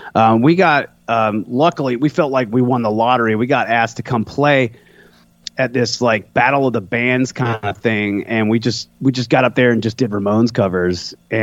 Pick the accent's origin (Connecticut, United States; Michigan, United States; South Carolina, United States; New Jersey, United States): South Carolina, United States; Irmo; Columbia, Irmo. That's why I'm always blasting Irmo on stage, because I make fun of it.